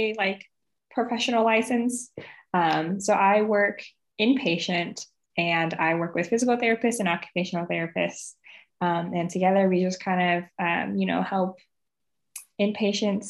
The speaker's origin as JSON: {"language": "English", "town": "Portland", "region": "Oregon", "country": "United States", "tie": "born or raised there", "said": "I'm from Portland, Oregon. I was born and raised there."}